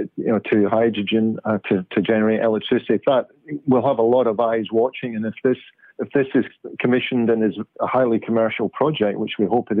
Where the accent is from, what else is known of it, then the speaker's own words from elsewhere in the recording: Glasgow, Scotland, United Kingdom; moved away as an adult; also born or lived in Aberdeen / London / Jakarta / Oslo; now in Perth, Australia; Glasgow, one of my hometown, my hometown from my early days of being brought up in Scotland